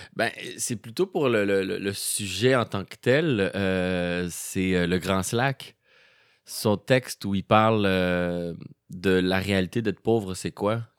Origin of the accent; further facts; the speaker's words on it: Montreal, Quebec, Canada; also born or lived in Rosemont, Montreal; lorsque est venu le temps de commencer l'école, on a, déménagé à Montréal-Nord. Hmm. Et euh, c'est là que j'ai fait euh, tout mon primaire, mon secondaire et même mon cégep.